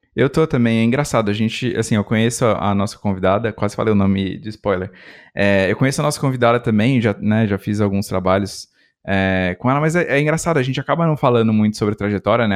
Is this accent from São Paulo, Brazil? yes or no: yes; interior of São Paulo, Brazil; Também sou do interior